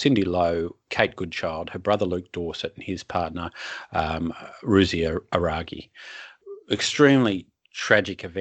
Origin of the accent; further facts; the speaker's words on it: Sydney, New South Wales, Australia; I grew up in Sydney